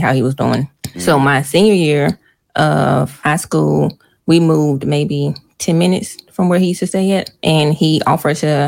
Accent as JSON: {"language": "English", "town": "Rocky Mount", "region": "North Carolina", "country": "United States", "tie": "born or raised there", "said": "We're both from Rocky Mount, North Carolina. And we went to the same middle school, went to different high schools"}